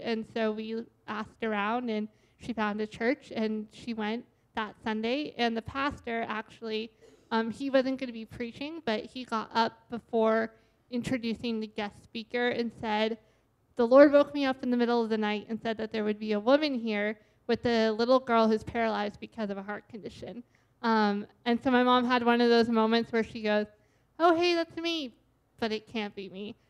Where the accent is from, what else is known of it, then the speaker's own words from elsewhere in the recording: Boston, Massachusetts, United States; now in Washington, United States; I was born and raised in the Boston area